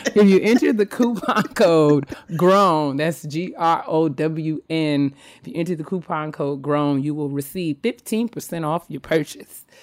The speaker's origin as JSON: {"language": "English", "town": "White Plains", "region": "New York", "country": "United States", "tie": "born or raised there", "moved": "yes", "lives_now": "Silver Spring, Maryland, United States", "said": "It's where I was from. It's where I'm born. It's where I was raised."}